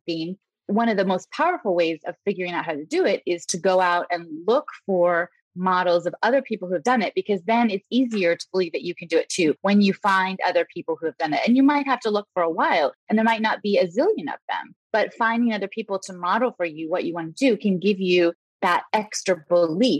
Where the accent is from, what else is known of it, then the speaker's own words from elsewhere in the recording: West Coast, United States; moved away as an adult; also born or lived in Italy / California; I grew up on the West Coast